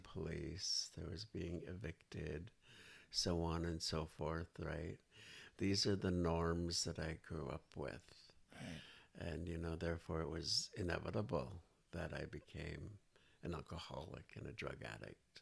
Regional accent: Nanaimo, British Columbia, Canada; now in Victoria, Canada; I was basically born and raised in Nanaimo, BC

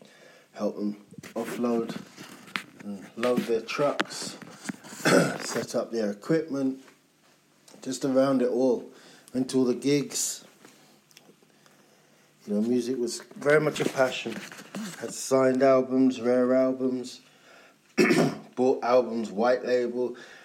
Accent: London, United Kingdom; growing up in London

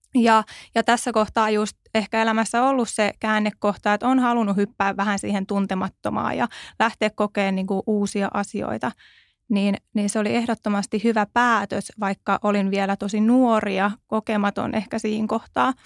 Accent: Tervakoski, Kanta-Häme, Finland; now in Helsinki, Finland; mä oon Tervakoskelta siis lähtöisin

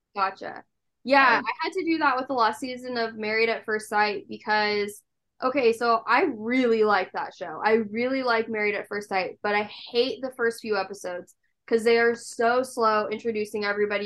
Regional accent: Nebraska, United States; I'm from Nebraska

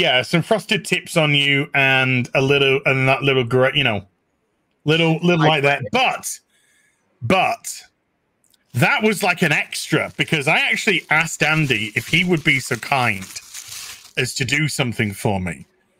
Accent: New Zealand; New Zealander. I'm a New Zealander. Well, apparently I'm a New Zealander.

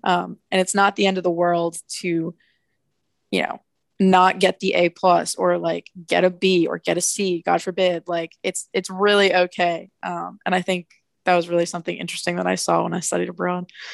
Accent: New Jersey, United States; I'm from New Jersey

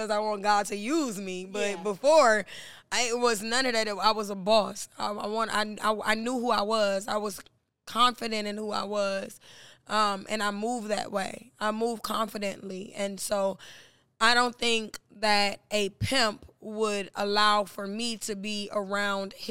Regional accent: Detroit, Michigan, United States; moved away; also born or lived in Miami; I'm from Detroit.

